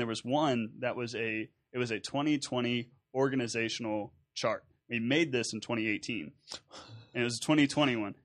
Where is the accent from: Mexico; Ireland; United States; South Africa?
United States; Nederland, Texas; my background growing up in Southeast Texas and Nederland